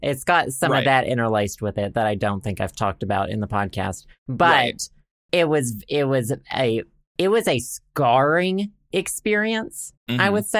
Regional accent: Arkansas, United States; born there; Like my body knows I was born in Arkansas.

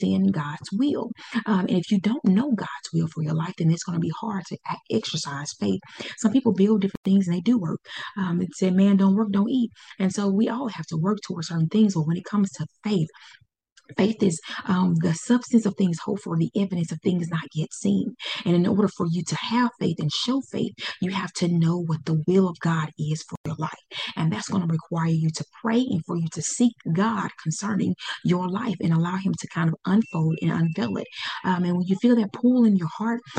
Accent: Pine Bluff, Arkansas, United States; Pine Bluff, Arkansas. That's where my hometown is

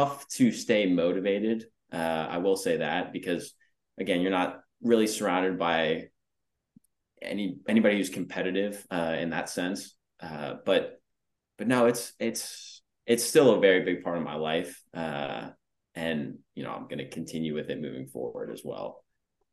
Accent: Annapolis, Maryland, United States; moved away as an adult; also born or lived in Los Angeles / Texas; I was born and raised in Annapolis

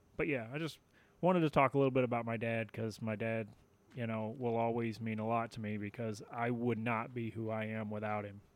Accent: Tennessee, United States; I grew up in Tennessee

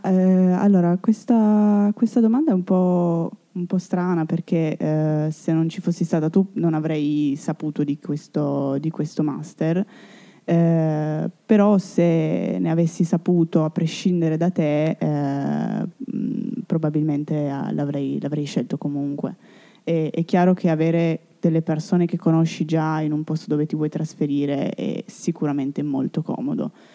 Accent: Italy; also born or lived in Turin; il mio paese, la mia, la mia, patria

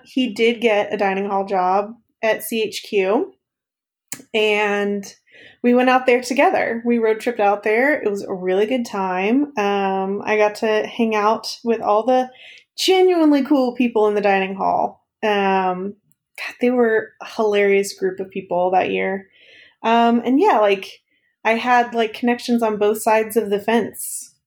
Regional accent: East Texas, United States; moved away as an adult; now in Kansas City, United States; I grew up in the Piney Hills region of East Texas

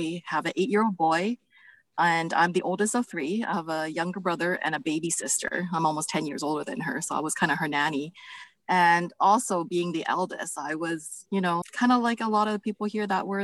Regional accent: Vancouver, British Columbia, Canada; I'm from Vancouver, BC in Canada.

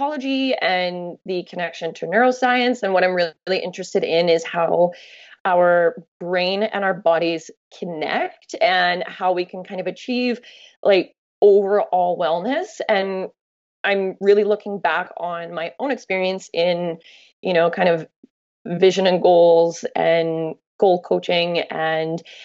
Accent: Canada; when you travel as a Canadian and people go, oh, where are you from? And you say you're from Canada

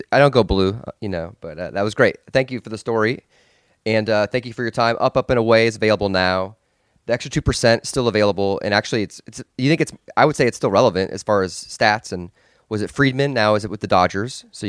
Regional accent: Des Moines, Iowa, United States; I grew up in Des Moines, Iowa.

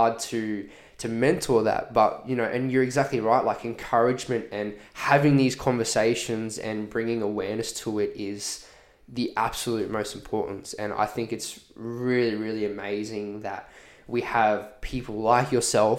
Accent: Redland City, Queensland, Australia; born or raised there

